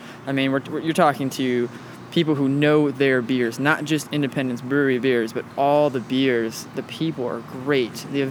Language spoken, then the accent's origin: English; Brownsville, Texas, United States; moved away as an adult; now in Austin, United States; I am 26 years old, from El Valle, more specifically Brownsville. And pretty much, I mean, I grew up there my whole life in a border town, different culture, everything. Yeah, I mean, it was definitely an experience, and I came up to Austin maybe about 3.5-4 years ago